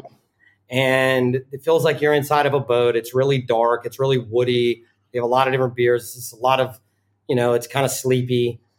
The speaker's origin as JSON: {"language": "English", "region": "the South", "country": "United States", "tie": "born or raised there", "also_born_or_lived": "Richmond / New York", "moved": "as an adult", "lives_now": "Amsterdam, Netherlands", "said": "I grew up in the South"}